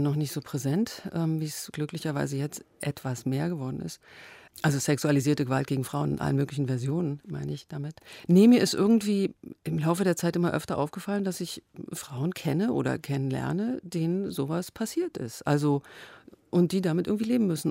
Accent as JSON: {"language": "German", "country": "Germany", "tie": "born or raised there", "said": "ich bin in der DDR aufgewachsen"}